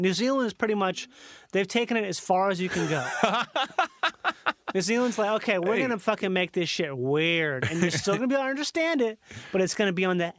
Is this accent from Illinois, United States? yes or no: yes; Chicago, Illinois, United States; Hey, I'm from Chicago.